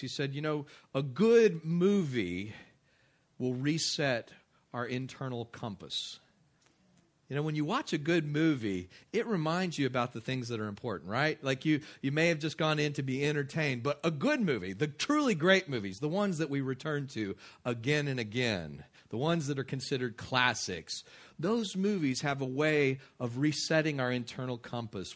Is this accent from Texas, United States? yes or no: yes; West Texas, United States; I grew up in West Texas